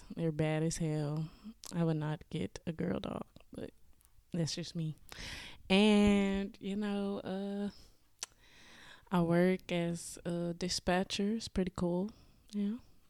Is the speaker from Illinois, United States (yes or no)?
no; Atlanta, Georgia, United States; I'm from Atlanta, born and raised